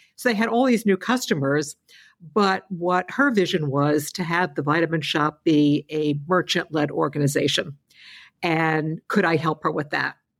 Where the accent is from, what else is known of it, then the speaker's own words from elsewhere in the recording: New York, United States; As a New Yorker